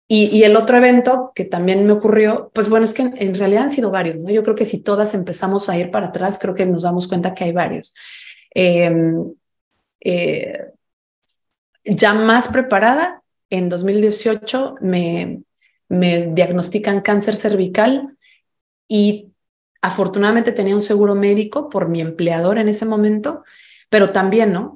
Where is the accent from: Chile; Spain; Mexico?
Mexico; now in United States; ya notaron mi acento, soy mexicana, vivo en los Estados Unidos hace mucho tiempo